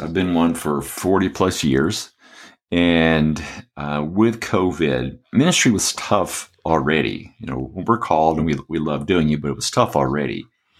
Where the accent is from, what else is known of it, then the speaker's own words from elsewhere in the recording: Atlanta, Georgia, United States; also born or lived in Michigan / Birmingham; Well, I was born in Atlanta, and my parents lived there a while. We went to the northern part, to Michigan of the States. But mostly I've lived in the South, in Birmingham, and lived in the Atlanta area, went to school there, went to Georgia Tech